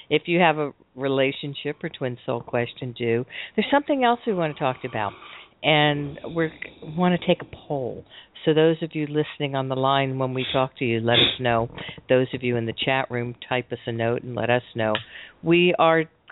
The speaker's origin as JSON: {"language": "English", "town": "Miami", "region": "Florida", "country": "United States", "tie": "born or raised there", "moved": "as an adult", "lives_now": "Washington, United States", "said": "I grew up in Miami"}